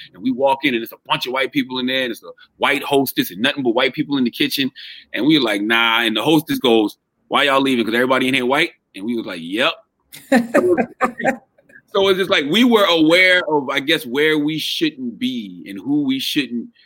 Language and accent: English; Moncks Corner, South Carolina, United States; growing up in Monk's Corner, South Carolina